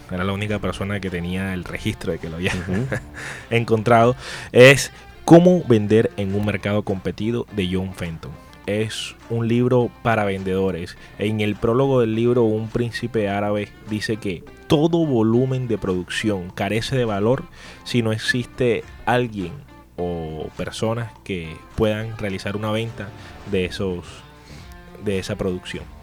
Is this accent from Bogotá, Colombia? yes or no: no; Soledad, Atlántico, Colombia; now in Barranquilla, Colombia; yo estoy en Barranquilla, pero yo soy soledeño. Yo nací en Soledad.